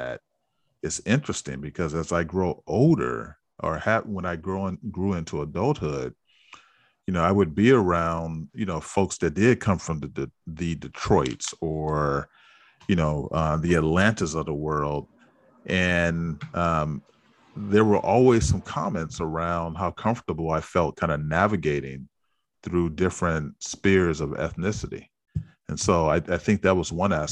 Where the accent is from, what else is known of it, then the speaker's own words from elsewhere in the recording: San Francisco, California, United States; growing up in San Francisco did feel a bit unique in that, you know, you were from this historically black neighborhood